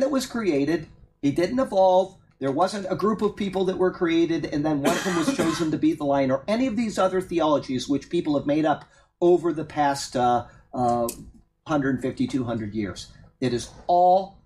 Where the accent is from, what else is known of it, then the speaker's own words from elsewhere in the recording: Massachusetts, United States; moved away; One of my closest friends that I grew up with up in Massachusetts